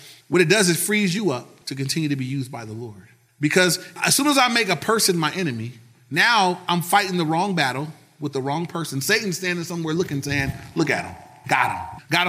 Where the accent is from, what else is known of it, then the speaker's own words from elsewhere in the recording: Compton, California, United States; You know, I'm from Compton. I got this, you know.